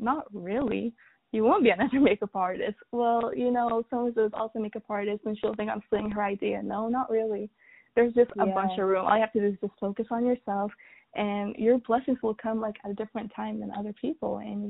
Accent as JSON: {"language": "English", "country": "Sudan", "tie": "born or raised there", "said": "And I was raised in Sudan. I was raised with more natural ingredients and products."}